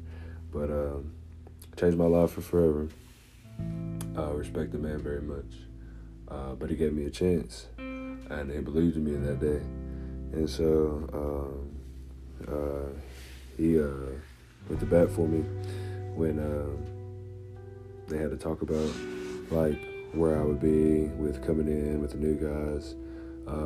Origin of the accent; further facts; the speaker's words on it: McMinnville, Tennessee, United States; moved away as an adult; now in Knoxville, United States; I'm from McMinnville, Tennessee.